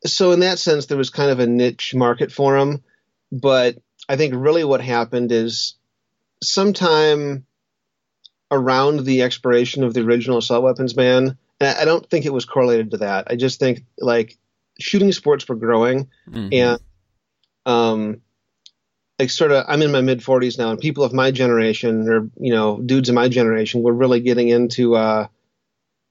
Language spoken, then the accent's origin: English; Wisconsin, United States; moved away as an adult; also born or lived in Colorado; I grew up hunting in Wisconsin, and then I moved to Colorado when I was, 22 or something like